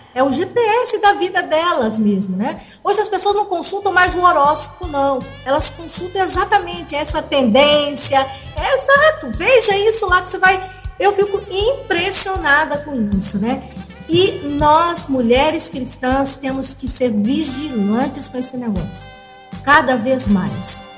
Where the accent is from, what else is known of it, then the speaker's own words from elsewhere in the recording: Brazil; a gente é brasileiro